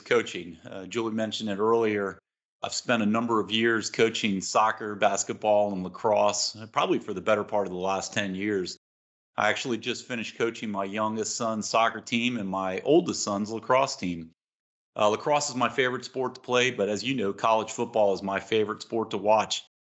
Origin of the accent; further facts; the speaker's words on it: Long Island, New York, United States; moved away; I'm originally from Long Island, New York, home of the nation's best pizza